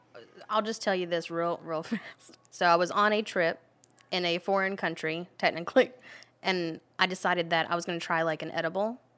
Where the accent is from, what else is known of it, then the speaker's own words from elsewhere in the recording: Gainesville, Florida, United States; I'm from Gainesville